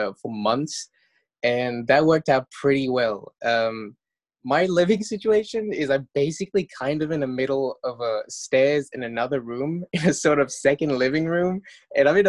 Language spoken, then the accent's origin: English; Mauritius; moved away as an adult; I'm from Mauritius, which is a tiny island off the east coast of Madagascar.